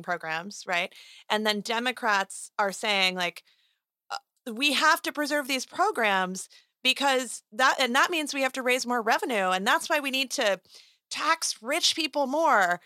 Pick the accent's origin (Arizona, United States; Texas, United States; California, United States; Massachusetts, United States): Arizona, United States; my home state of Arizona